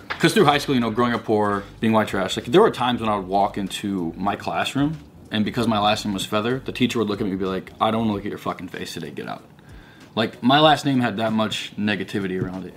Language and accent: English; Missouri, United States; I was a kid from Missouri, Midwest, and I was like raised around super conservative